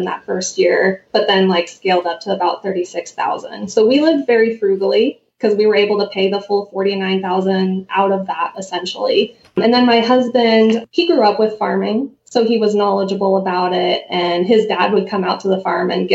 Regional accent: Anaconda, Montana, United States; I grew up here. I grew up in Anaconda.

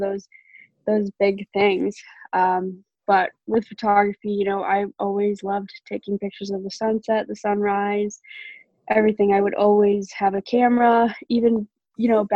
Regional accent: Cumberland, Maine, United States; I grew up in Cumberland, Maine

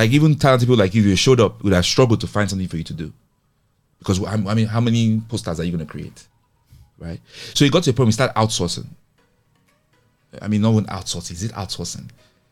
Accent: Nigeria; As Nigerian technologists

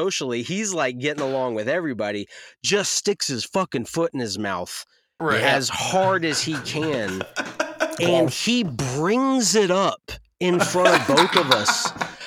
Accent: North Carolina, United States; I'm born and raised in the South from North Carolina

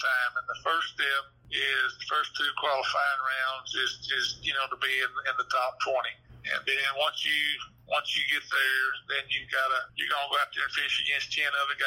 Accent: Hot Springs, Arkansas, United States; being born and raised in Hot Springs and Garland County

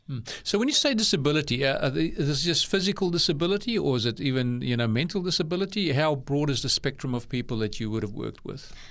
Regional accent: Bellville, Western Cape, South Africa; now in Australia; I was born in Bellville, which is a neighboring suburb.

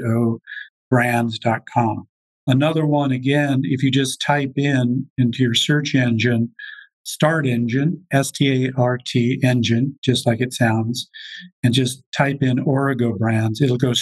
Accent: Colorado, United States; I'm from Colorado. I went to school at the University of Colorado Boulder

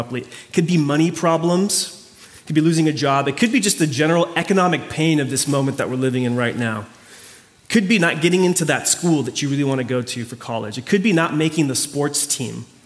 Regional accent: Mayagüez, Puerto Rico; moved away; My hometown is called Mayagüez

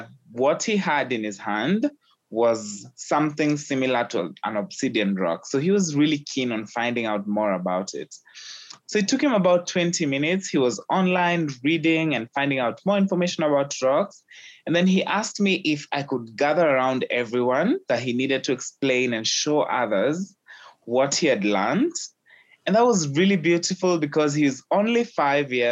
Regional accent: Kenya; having been born and raised in Kenya

